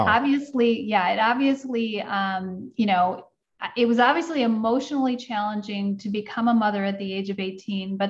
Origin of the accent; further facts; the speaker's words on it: Midwest, United States; I grew up in the Midwest and I had a very traditional upbringing.